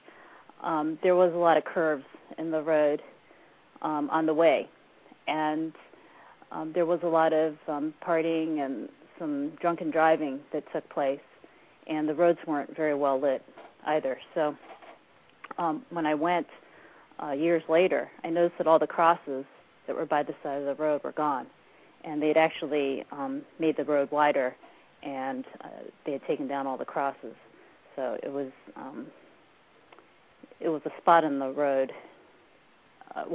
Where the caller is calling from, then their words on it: Columbus, Ohio, United States; I'm calling from Columbus, Ohio